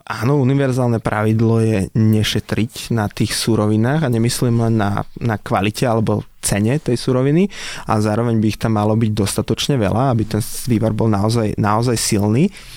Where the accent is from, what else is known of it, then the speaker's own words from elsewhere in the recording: a small village near Nitra, Nitra Region, Slovakia; also born or lived in Prague; Som z, z malej dedinky od Nitry